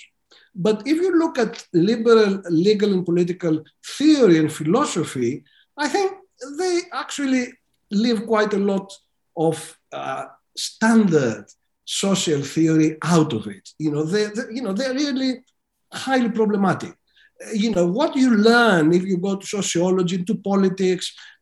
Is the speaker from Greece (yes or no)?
yes; Greece; moved away as an adult; I was a student of law during the brutal dictatorship in my home country of Greece